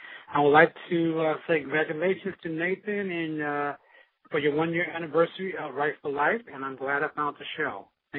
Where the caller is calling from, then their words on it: Sacramento, California, United States; I'm calling from Sacramento, California.